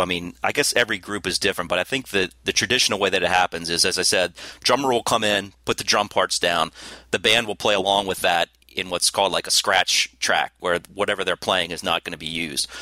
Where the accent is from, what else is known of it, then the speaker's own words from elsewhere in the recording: United States; as an American